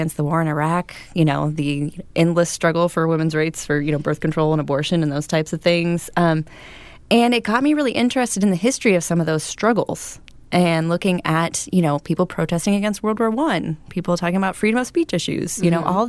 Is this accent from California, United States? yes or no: no; Portland, Oregon, United States; Born and raised in Portland